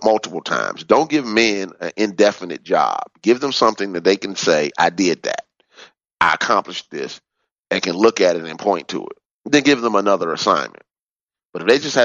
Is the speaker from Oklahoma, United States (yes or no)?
no; Chicago, Illinois, United States; Growing up on the South Side of Chicago